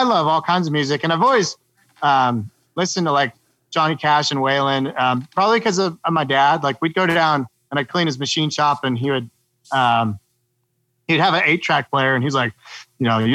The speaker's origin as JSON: {"language": "English", "town": "Quincy", "country": "United States", "tie": "born or raised there"}